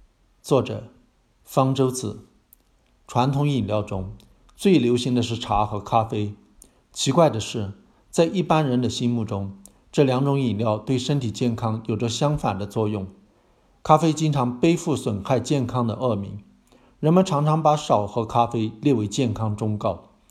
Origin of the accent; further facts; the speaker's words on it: Fujian, China; 在我老家闽南，茶叶干脆被称为茶米。